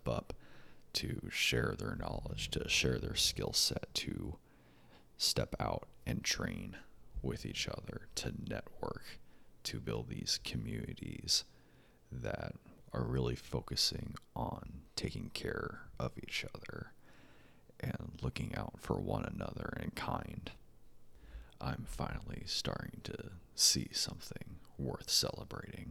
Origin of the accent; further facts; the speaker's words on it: United States; As an American